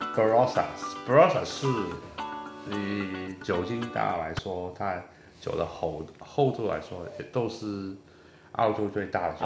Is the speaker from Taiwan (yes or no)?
no; Hong Kong; 我是香港人